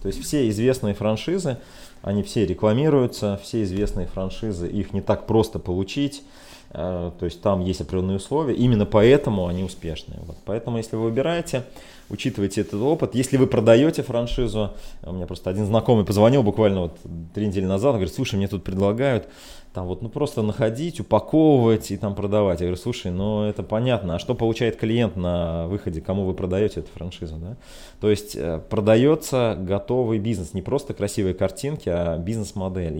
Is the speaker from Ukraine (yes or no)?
no; Ulyanovsk, Ulyanovsk Oblast, Russia; мой родной город Ульяновск